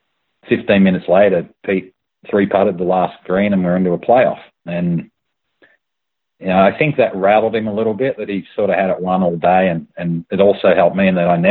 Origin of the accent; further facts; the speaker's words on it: Melbourne, Victoria, Australia; I grew up in Melbourne